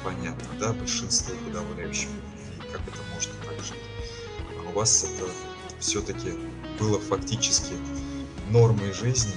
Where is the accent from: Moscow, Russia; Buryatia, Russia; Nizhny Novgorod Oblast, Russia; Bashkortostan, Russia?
Bashkortostan, Russia; Ufa; Я не просто с Урала, я а, постоянно живу в городе Уфа.